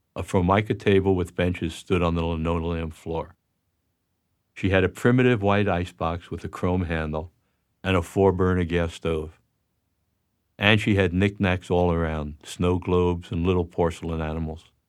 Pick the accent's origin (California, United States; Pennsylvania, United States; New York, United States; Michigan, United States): New York, United States; I was born on October eighteenth, nineteen forty-five in Jackson Heights, Queens. We lived in an apartment there until I was in the third grade.